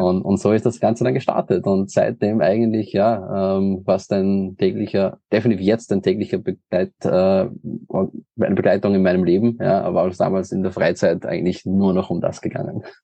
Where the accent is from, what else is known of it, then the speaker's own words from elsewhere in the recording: Linz, Upper Austria, Austria; ich komme aus Österreich, äh, nicht aus Wien, sondern aus dem in Deutschland am nächsten gelegenen Hauptstadt Linz, also aus Oberösterreich